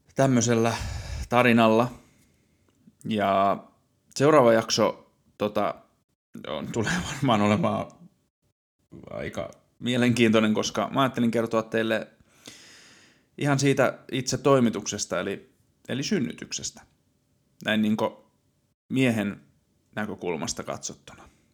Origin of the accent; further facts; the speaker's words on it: Satakunta, Finland; also born or lived in Helsinki metropolitan area; now in Nokia, Finland; Olen syntynyt Satakunnassa ja sitten muuttanut pääkaupunkiseudulle ja nykyisin asustelen